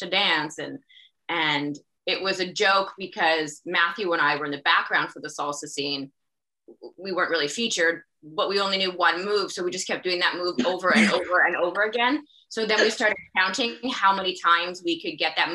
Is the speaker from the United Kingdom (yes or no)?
no; Canada; being Canadian